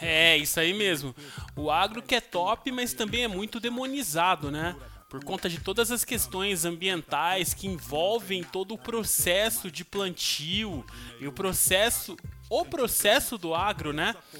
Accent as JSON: {"language": "Portuguese", "town": "Campinas", "region": "São Paulo", "country": "Brazil", "tie": "born or raised there", "also_born_or_lived": "Rondonópolis, Mato Grosso", "moved": "as an adult", "said": "voltei para minha cidade natal, que é Campinas."}